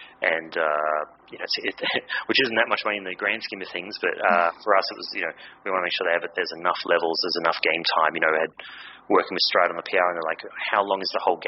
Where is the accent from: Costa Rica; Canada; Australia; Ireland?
Australia; being Aussie